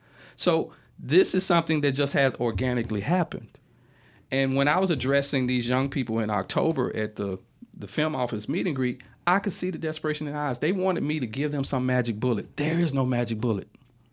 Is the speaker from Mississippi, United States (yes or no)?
yes; Mississippi, United States; they have a tendency to want to look down on us because we're from Mississippi.